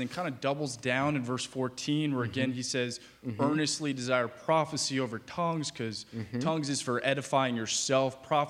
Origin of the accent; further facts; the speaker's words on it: Arizona, United States; I'm from Arizona.